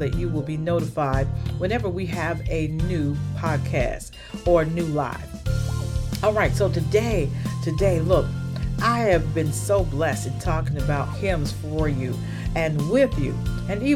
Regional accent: the South, United States; moved away; when I was growing up in the South

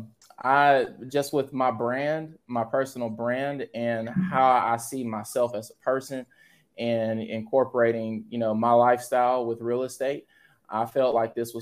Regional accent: Dry Prong, Louisiana, United States; moved away as an adult; also born or lived in Los Angeles, California / Baton Rouge, Louisiana; now in Dallas, United States; When my parents retired, we moved to Louisiana, small town. It's called Dry Prong.

